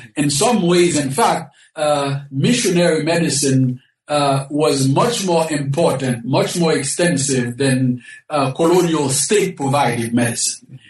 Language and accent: English; Haiti; moved away; I was born in the Caribbean, specifically in Haiti